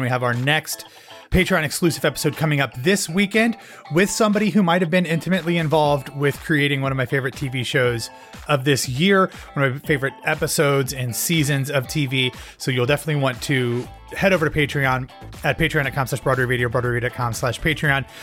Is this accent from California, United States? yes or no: no; Columbus, Ohio, United States; moved away; my hometown